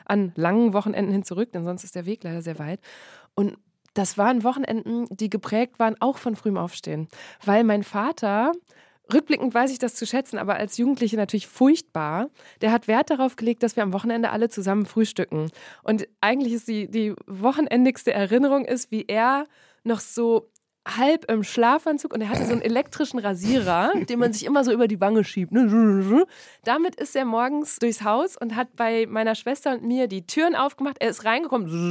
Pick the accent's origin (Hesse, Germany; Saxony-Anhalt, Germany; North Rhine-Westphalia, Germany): North Rhine-Westphalia, Germany; Borken; now in Berlin, Germany; ich komme aus dem Münsterland. Im Münsterland ist Borken. das Fahrrad, genau, aus Borken in Westfalen